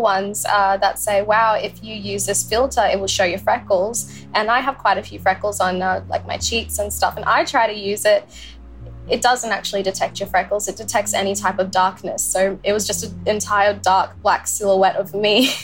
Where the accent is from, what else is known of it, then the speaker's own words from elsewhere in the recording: Cairns, Queensland, Australia; I live in Cairns. I was born in Cairns